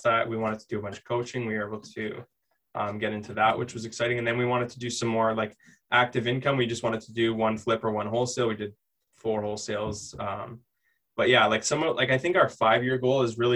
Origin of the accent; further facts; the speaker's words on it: London, Ontario, Canada; we're from London